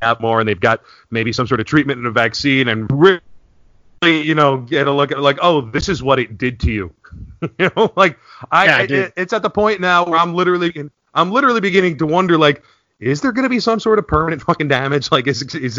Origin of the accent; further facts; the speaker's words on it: New York area, United States; when I was growing up in the 80s, all the New York City garbage went to Staten Island